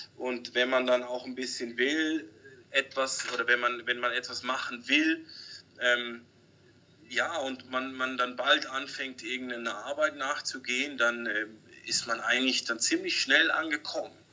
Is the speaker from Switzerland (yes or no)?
yes; Switzerland; moved away as an adult; now in Cambodia; wir als Schweizer